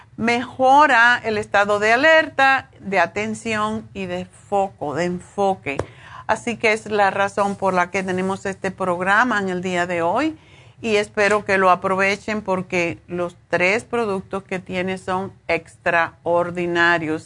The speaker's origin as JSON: {"language": "Spanish", "country": "Cuba", "moved": "as an adult", "said": "cuando me fui de Cuba"}